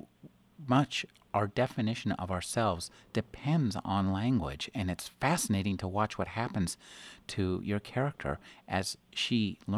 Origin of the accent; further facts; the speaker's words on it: United States; as an American